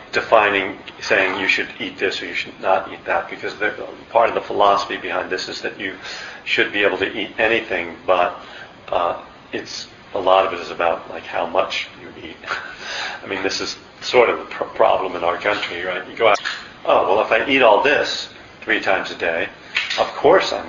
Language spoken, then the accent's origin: English; Pennsylvania, United States; moved away; I'm from Pennsylvania, you know, and I grew up the youngest of five boys.